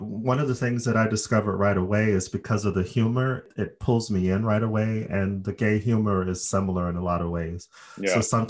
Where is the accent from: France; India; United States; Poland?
United States; Phoenix, Arizona; I'm from Phoenix, which I think is the hottest part of the state.